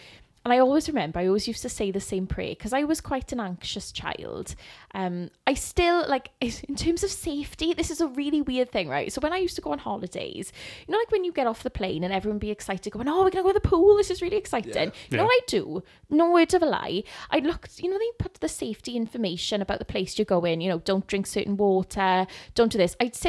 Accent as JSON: {"language": "English", "region": "Wales", "country": "United Kingdom", "tie": "born or raised there", "said": "I was brought up in church in Wales, and I just remember loving Christ."}